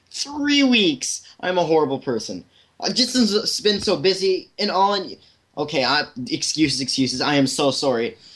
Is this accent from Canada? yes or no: yes; Canada; It's kind of ironic because I'm Canadian.